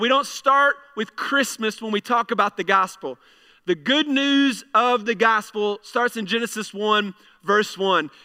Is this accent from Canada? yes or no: no; United States; we have the ability as American citizens to be able to vote